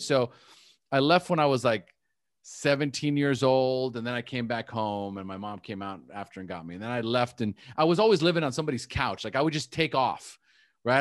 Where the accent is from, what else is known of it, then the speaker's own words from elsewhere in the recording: United States; first language English; born in the United States. So my first language is English